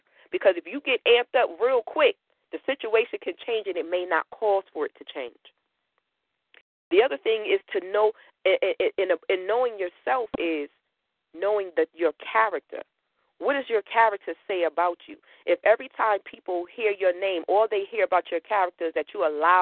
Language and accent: English; Connecticut, United States; I'm from Connecticut. I grew up in the city